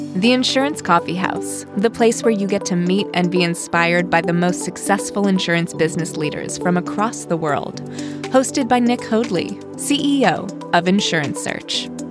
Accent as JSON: {"language": "English", "region": "Wales", "country": "United Kingdom", "tie": "born or raised there", "moved": "as an adult", "lives_now": "Fort Wayne, United States", "said": "when I was very young, I grew up in Wales"}